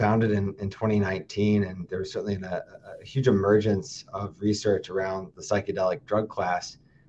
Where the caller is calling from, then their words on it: Madison, Wisconsin, United States; I am calling in from Madison, Wisconsin.